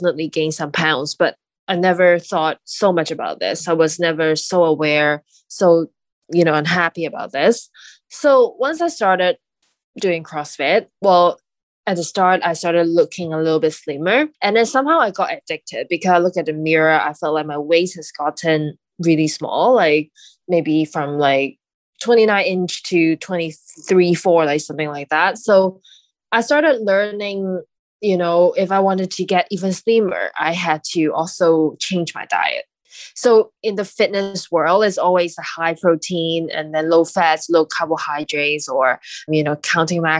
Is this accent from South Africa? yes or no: no; Hong Kong; I was raised in Hong Kong and I'm currently living there.